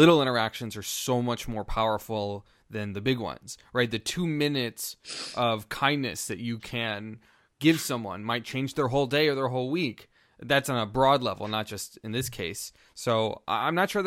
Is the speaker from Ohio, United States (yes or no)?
no; Portland, Oregon, United States; Portland, Oregon, my hometown